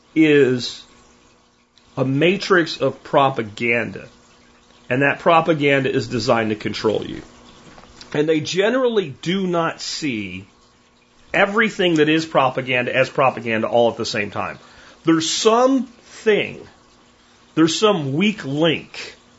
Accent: Pennsylvania, United States; moved away as an adult; my little homestead I grew up on in Pennsylvania

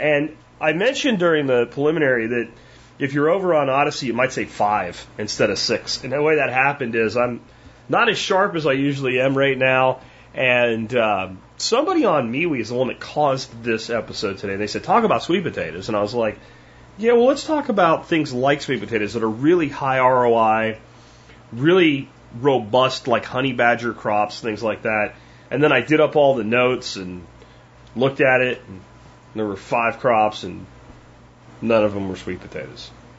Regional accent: Pennsylvania, United States; now in Texas, United States; when I grew up in Pennsylvania, it was like you literally had to lock your car in the summertime

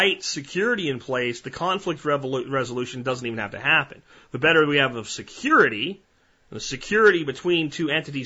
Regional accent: United States; as an American

